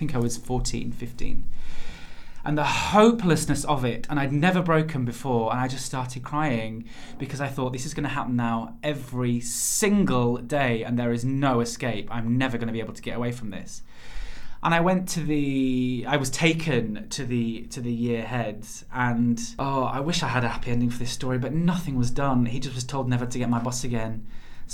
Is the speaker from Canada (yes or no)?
no; near Bradford, Yorkshire and the Humber, United Kingdom; moved away; the town I am from is just outside Bradford, and it is not that small